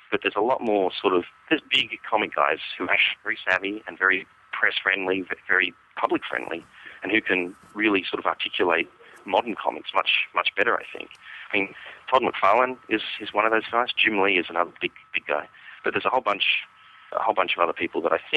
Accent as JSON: {"language": "English", "country": "Australia", "lives_now": "San Diego, United States", "said": "I'm currently in San Diego, California. But uh, I am probably I probably um, won't be here for for well, I'll probably see out the year, and then we don't know where we're going next. Possibly Canada, possibly Australia. Back home, maybe. But not to Perth."}